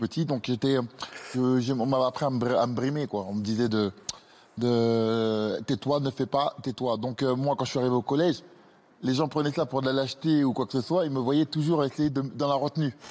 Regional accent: Grigny, Île-de-France, France; J'ai grandi à Grigny-la-Grande-Borne

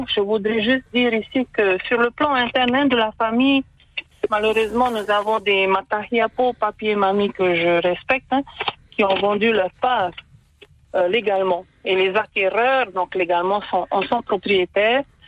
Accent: Raromatai, Leeward Islands, French Polynesia; also born or lived in Tahiti; Nous sommes originaires de Raromaté

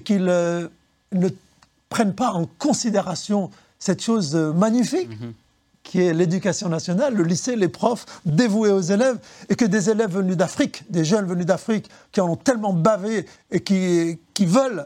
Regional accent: Lyon, Auvergne-Rhône-Alpes, France; l'école qui est collée aux puces du canal, l'école et Lagrange, c'est mon école maternelle

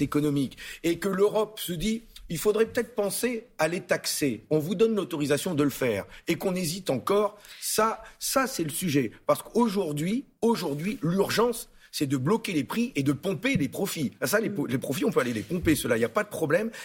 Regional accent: the North, Hauts-de-France, France; je suis du Nord.

